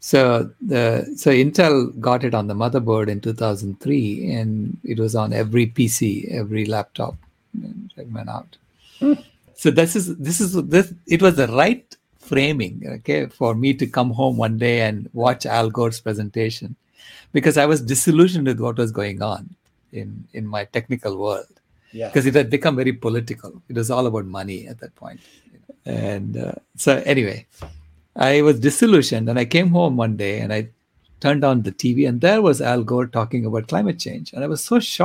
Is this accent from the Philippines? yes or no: no; India; moved away as an adult; also born or lived in Long Island, United States / Stanford, United States; now in United States; I was born in India. And then I did my undergraduate in India. So I was there until I was 21 years old